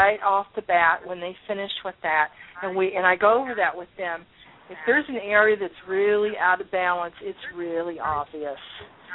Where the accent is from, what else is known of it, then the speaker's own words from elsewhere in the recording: Columbus, Ohio, United States; moved away; I'm from Columbus